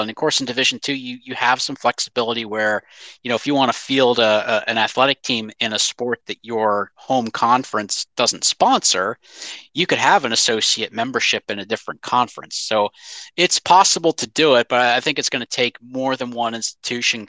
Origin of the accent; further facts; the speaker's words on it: Pennsylvania, United States; moved away; also born or lived in North Carolina; Although I lived in North Carolina for several years, I grew up in Pennsylvania